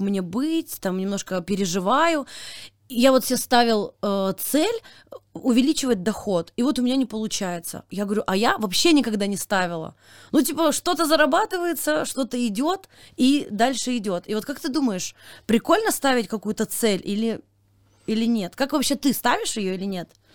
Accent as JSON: {"language": "Russian", "area": "Kasli", "region": "Chelyabinsk Oblast", "country": "Russia", "moved": "yes", "said": "я из Кослей, из маленькой деревни в Челябинской области"}